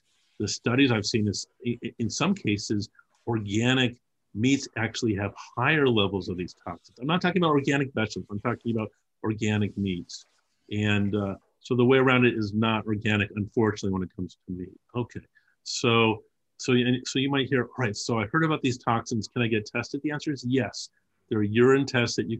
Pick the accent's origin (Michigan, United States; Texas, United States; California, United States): California, United States; Los Angeles; I grew up as a child in Los Angeles.